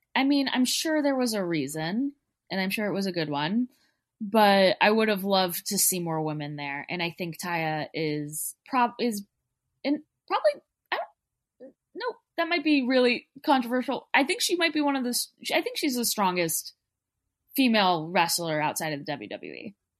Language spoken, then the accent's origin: English; Texas, United States; I'm from Texas